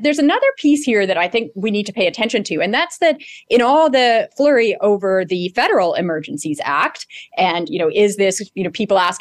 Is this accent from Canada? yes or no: yes; Canada; we Canadians